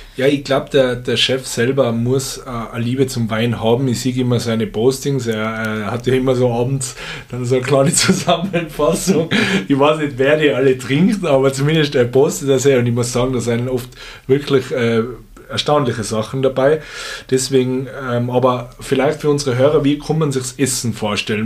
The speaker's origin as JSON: {"language": "German", "area": "Stubai Valley", "region": "Tyrol", "country": "Austria", "tie": "born or raised there", "said": "in meiner alten Heimat im Stubaital"}